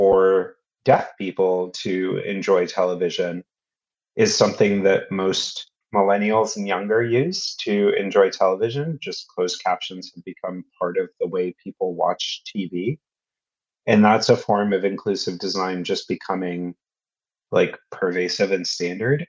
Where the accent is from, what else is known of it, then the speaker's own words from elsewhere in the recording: United States; moved away as an adult; now in London, United Kingdom; as an American who now lives in London